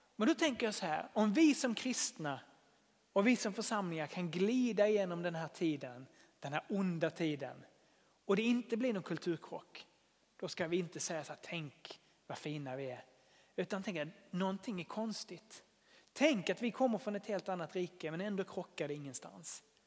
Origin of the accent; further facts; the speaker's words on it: Sweden; jag är väldigt svensk